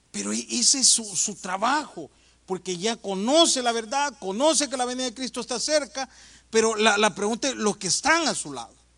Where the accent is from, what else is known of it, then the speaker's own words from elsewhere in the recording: El Salvador; moved away; Eso en mi país no se ve, yo soy del Salvador, hermano, aunque me veo gringo, pero soy de allá